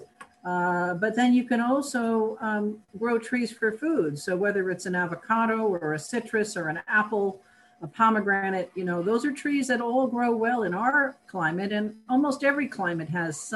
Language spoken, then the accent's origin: English; New York, United States; moved away; I grew up in New York State